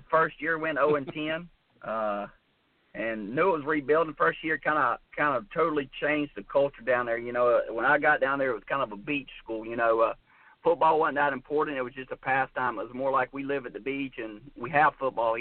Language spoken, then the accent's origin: English; Gilbert, South Carolina, United States; also born or lived in Lexington, South Carolina / Clover, South Carolina; I kind of grew up until I was in sixth grade in Gilbert, South Carolina, which is right outside Lexington. Of course, I was born in Lexington